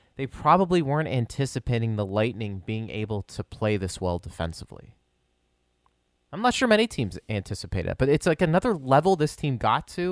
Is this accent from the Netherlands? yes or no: no; Pittsburgh, Pennsylvania, United States; I'm from Pittsburgh